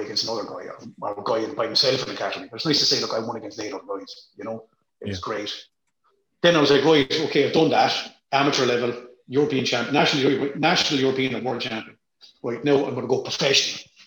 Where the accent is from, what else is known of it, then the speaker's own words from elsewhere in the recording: Ireland; I'm Irish.